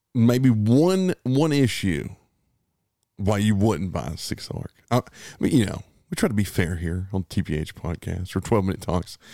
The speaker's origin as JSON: {"language": "English", "country": "United States", "said": "we're American"}